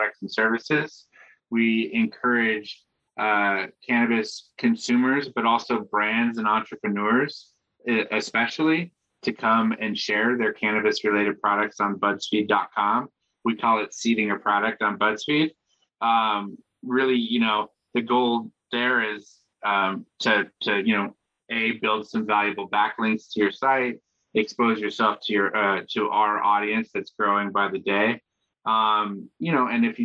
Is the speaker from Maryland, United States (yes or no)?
no; Washington, United States; moved away as an adult; also born or lived in Seattle / Los Angeles; now in New York, United States; I grew up in Washington State